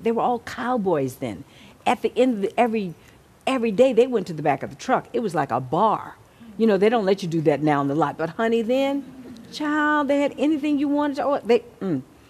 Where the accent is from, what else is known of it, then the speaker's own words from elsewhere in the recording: Texas, United States; Well, having talked about my background growing up in Texas and all that I went through as a kid, I didn't have any fear.